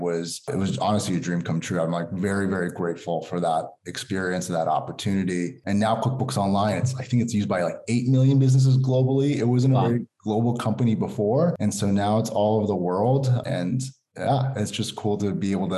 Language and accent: English; United States; I'm Persian American. I've lived here my whole life